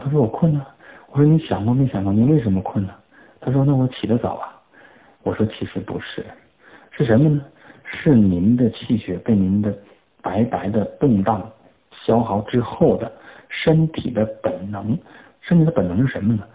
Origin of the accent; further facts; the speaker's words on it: China; 我们中国人